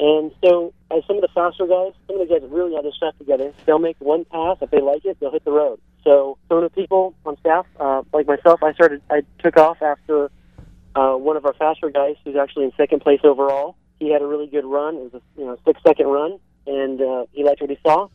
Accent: Prunedale, California, United States; I grew up actually in Prunedale

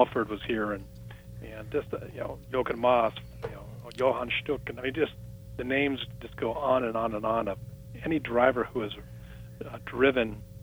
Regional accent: Sacramento and L.A. area, California, United States; also born or lived in Chicago; Born in Chicago, but, you know, really Sacramento and L.A. area

